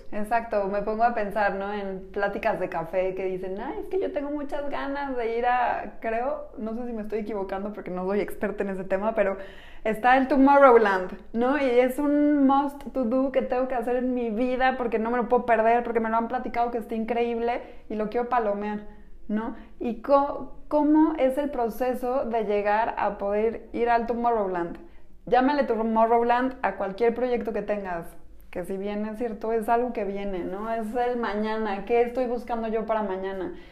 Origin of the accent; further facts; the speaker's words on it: Mexico; Somos mujeres mexicanas